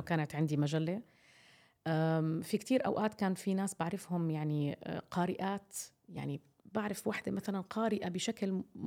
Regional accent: Jordan; عندنا في الأردن

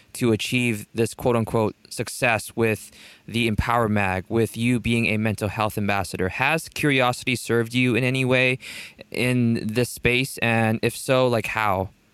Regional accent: South Korea; I'm from South Korea

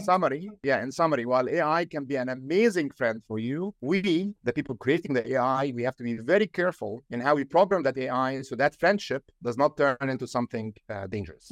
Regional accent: Egypt; now in Silicon Valley, United States; I'm from Egypt

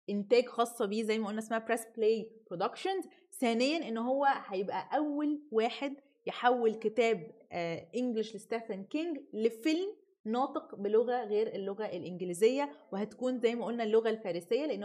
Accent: Egypt; احنا كمصريين

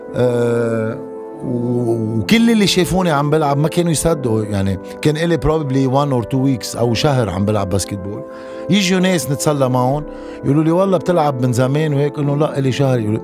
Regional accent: Abra, South Governorate, Lebanon; ايام ما كنت بضيعتي بعبره

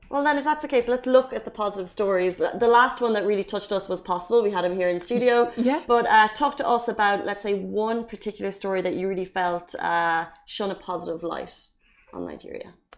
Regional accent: Ireland; now in Dubai, United Arab Emirates; I am Irish, so I'll always bring up the Irish community.

